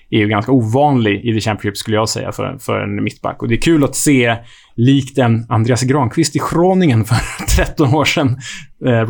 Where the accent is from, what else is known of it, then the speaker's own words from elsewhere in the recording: Sweden; Men som svensk känner jag mig inte så olycklig över det ändå.